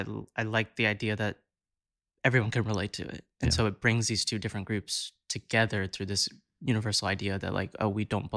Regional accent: Southern United States, United States; I'm an Indian boy who grew up in the South, got into musical theater.

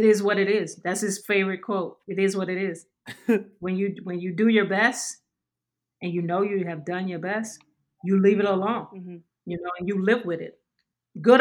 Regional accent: Louisiana, United States; also born or lived in New York / San Antonio; now in Dallas, United States; I'm from Louisiana

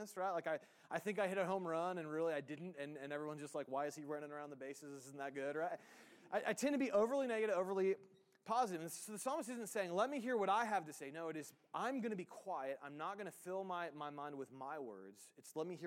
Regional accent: United States; we as the American church

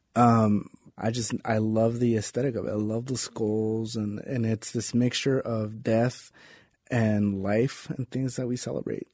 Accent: Las Vegas, Nevada, United States; I grew up in East Las Vegas.

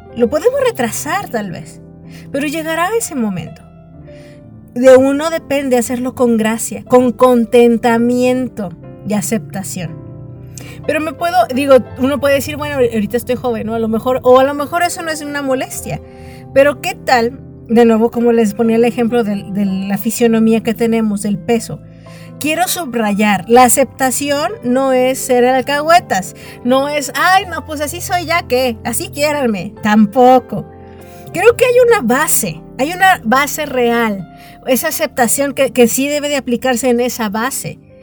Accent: Mexico; yo nací, por ejemplo, aquí en el país de México.

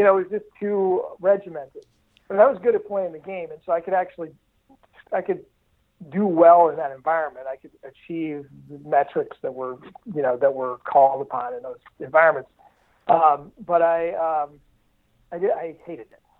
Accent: Detroit, Michigan, United States; I grew up in the Detroit area. Um, my dad's a car guy, and so I, I grew up in suburban Detroit

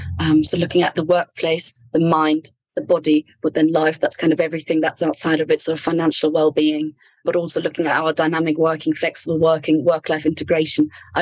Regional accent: Ireland; accent: Irish; And even my accent changes when I'm back in Ireland. I get a little bit of an Irish twang, which I absolutely love.

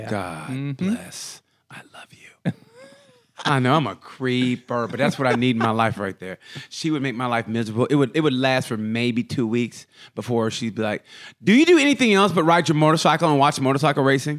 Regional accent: Lake Monroe, Florida, United States; Guess where I'm from? I'm from Lake Monroe, man.

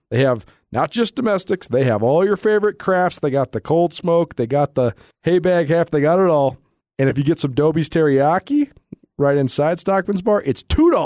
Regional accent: Missoula, Montana, United States; I grew up in Missoula

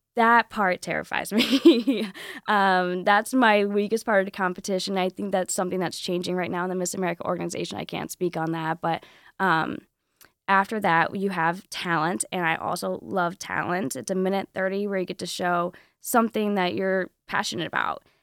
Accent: Southwest Michigan, United States; I'm from Southwest Michigan

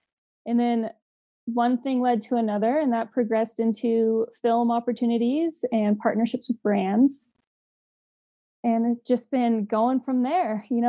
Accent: Sun Valley, Idaho, United States; Well, we all start on Dollar Mountain. So my parents took me skiing on Dollar when I was 3 years old.

